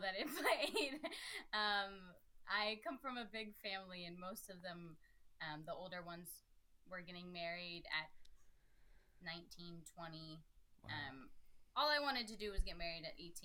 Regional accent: Steubenville, Ohio, United States; they knew I was from Steubenville

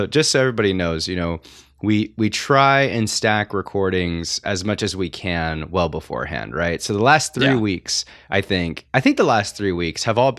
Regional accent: Pomona, California, United States; also born or lived in Corvallis, Oregon; I moved to California for college, although I'm originally from Pomona, California, and grew up for a time in the small town of Corvallis, college town, Oregon State University

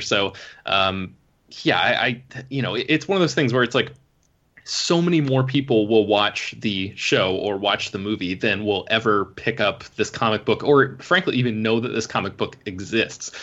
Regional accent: United States; I'm an American

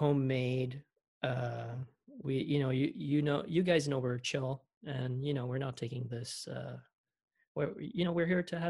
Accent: Philadelphia, Pennsylvania, United States; accent: Philly; That's like my Philly accent.

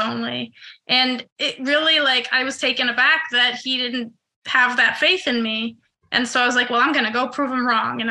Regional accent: Israel; moved away as an adult; also born or lived in New York, United States; now in Los Angeles, United States; I was born in New York, but I grew up in Israel since I was 8. So 8 to 21, I was in Israel

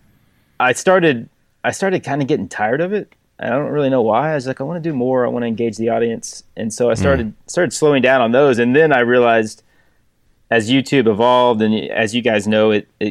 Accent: Texas, United States; I went to work for a custom door maker here in my hometown

